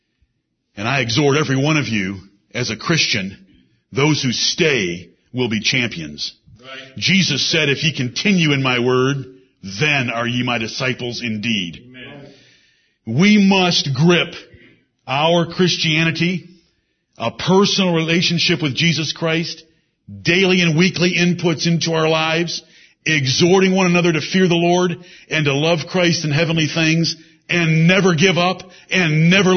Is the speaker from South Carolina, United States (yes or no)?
no; Ann Arbor, Michigan, United States; moved away; also born or lived in Singapore; I'm from Ann Arbor, Michigan